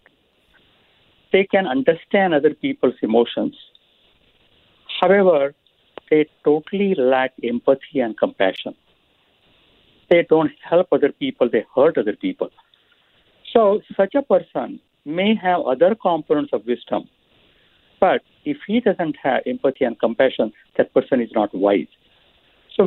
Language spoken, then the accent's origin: English; India; moved away; So I grew up in India